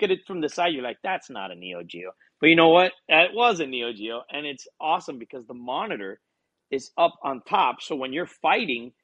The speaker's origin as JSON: {"language": "English", "town": "Hialeah", "region": "Florida", "country": "United States", "tie": "born or raised there", "said": "I was born and raised in Hialeah, which is a town just north of Miami"}